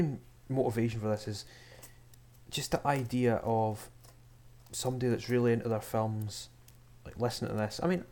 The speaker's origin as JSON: {"language": "English", "region": "Scotland", "country": "United Kingdom", "said": "I'm from Scotland."}